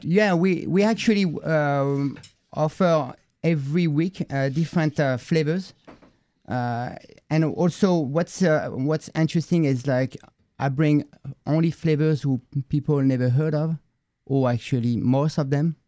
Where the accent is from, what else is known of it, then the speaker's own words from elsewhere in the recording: Paris, Île-de-France, France; moved away; I grew up in Paris